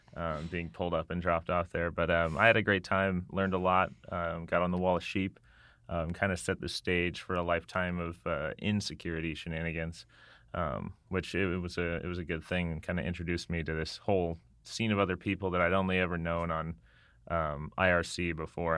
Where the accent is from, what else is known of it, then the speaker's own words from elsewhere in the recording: Las Vegas, Nevada, United States; moved away; I grew up in Las Vegas